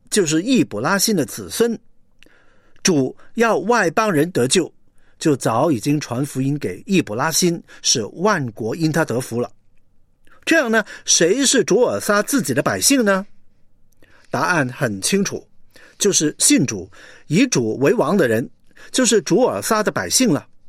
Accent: China; 我们中国人

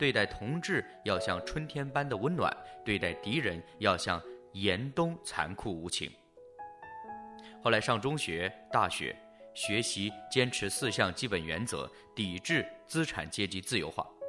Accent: China; born there; 我于一九七一年出生在中国大陆，小时候能记得的就是观看如何批斗走资派。

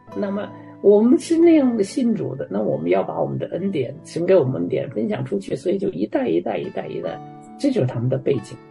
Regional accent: Canada; moved away as an adult; now in Warsaw, Poland; 我们加拿大人

